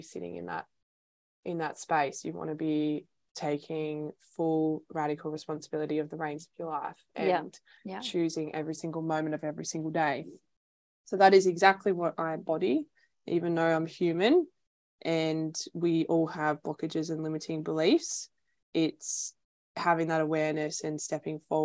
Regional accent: Melbourne, Victoria, Australia; moved away as an adult; now in Sunshine Coast, Australia; I'm originally from Melbourne

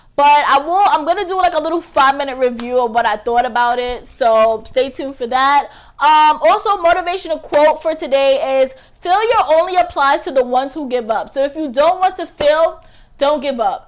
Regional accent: New York City, New York, United States; I'm from Staten Island

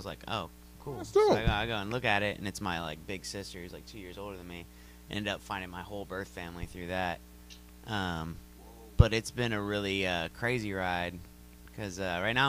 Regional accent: Texas, United States; moved away as an adult; also born or lived in Houston / Victoria; now in Kansas City, United States; I'm adopted. I was adopted here. My parents adopted me. We moved to Texas because they're teachers. And I was raised in Texas my whole life, from like 1 year old to 28.

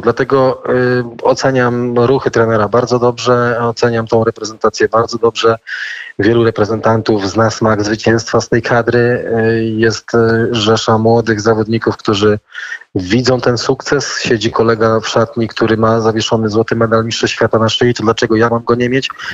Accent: Nysa, Opole Voivodeship, Poland; jesteśmy y, krajanami, bo, bo pochodzimy razem z Nesy

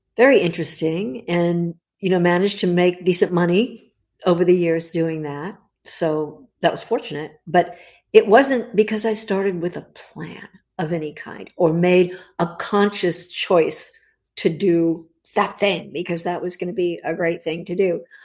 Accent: Los Angeles, California, United States; I grew up in the Los Angeles area. Holly, I was born in Hollywood, actually, of all the nutty places to be born.

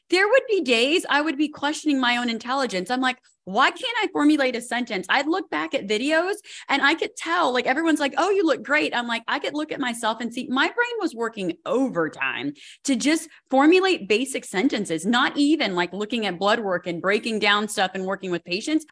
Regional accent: Colorado, United States; I'm from Colorado

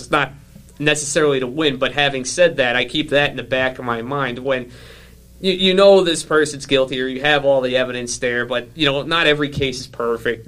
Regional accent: New York City, New York, United States; accent: New York; now in Illinois, United States; I'm originally from Staten Island, which is just basically oh, yeah. an extension of New Jersey.

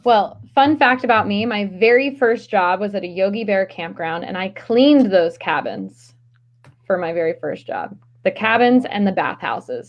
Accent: Maryland, United States; now in Philadelphia, United States; I grew up in Maryland, just just below the Mason Dixon line

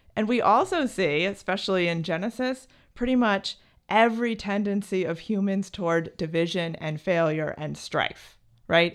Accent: New Jersey, United States; I grew up in New Jersey

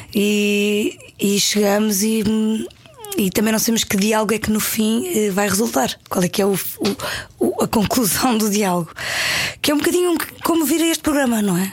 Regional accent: Paderno, Algarve, Portugal; born or raised there; moved away; also born or lived in Lisbon

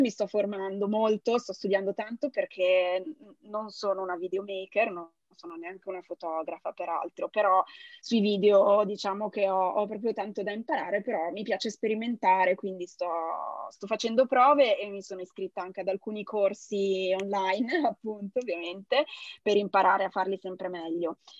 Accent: Genoa, Liguria, Italy; essendo genovese

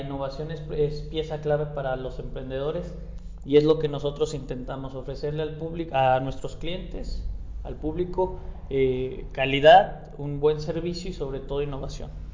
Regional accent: San Luis Potosí, Mexico; soy un emprendedor potosino

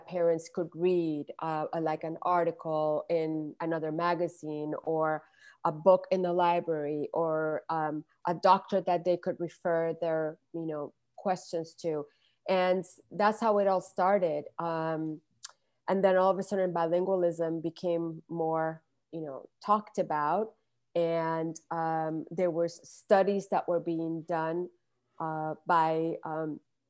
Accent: Puerto Rico; moved away as an adult; now in Los Angeles, United States; I was born and raised in Puerto Rico, and I've been in California for over 3 decades now.

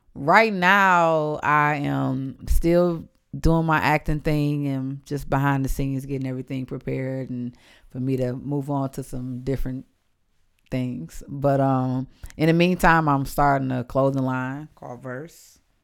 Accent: Detroit, Michigan, United States; moved away; also born or lived in Atlanta; I'm from Detroit. I grew up around the toughest men and women.

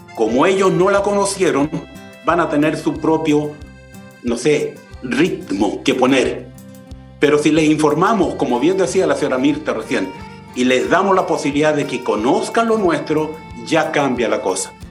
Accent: Chile; yo soy chileno

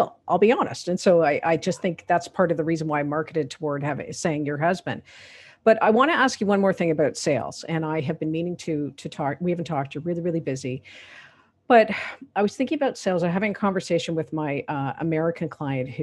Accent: Canada; I'm a Canadian

